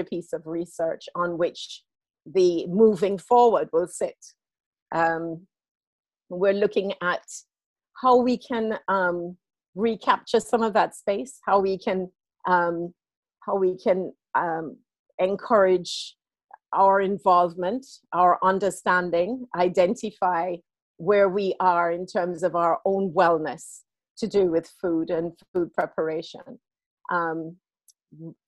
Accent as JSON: {"language": "English", "country": "United Kingdom", "tie": "born or raised there", "also_born_or_lived": "Jamaica", "said": "I grew up here and I was born in Jamaica, and I returned home for a period of time"}